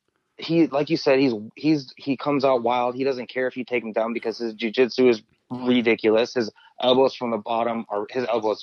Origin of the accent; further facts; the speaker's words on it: Miami, Florida, United States; now in Spokane, United States; And I'm from Miami. I grew up in Miami